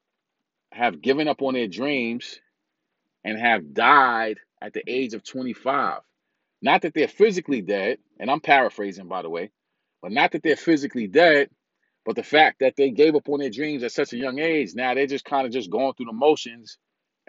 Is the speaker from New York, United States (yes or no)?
yes; New York City, New York, United States; I'm from Brooklyn, New York.